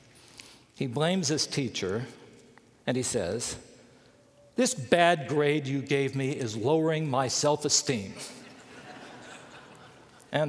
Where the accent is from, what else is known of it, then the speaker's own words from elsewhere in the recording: Bluefield, West Virginia, United States; I grew up in Bluefield, West Virginia